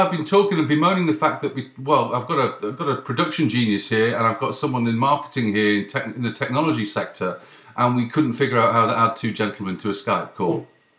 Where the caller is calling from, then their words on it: Ottawa, Ontario, Canada; I'm ringing from Canada. I'm ringing from the east coast of Canada, the capital, Ottawa.